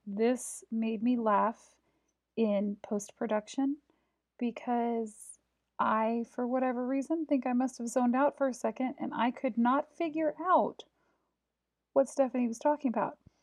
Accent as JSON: {"language": "English", "town": "Prairie Village", "region": "Kansas", "country": "United States", "tie": "born or raised there", "said": "I'm from Kansas City, well, right outside of Kansas City, in a little town called Prairie Village"}